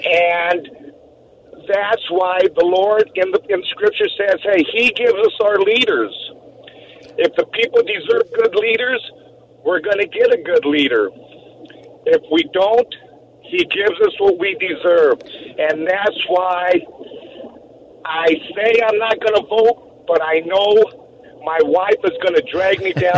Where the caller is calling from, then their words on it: Pasadena, California, United States; I'm calling from Pasadena.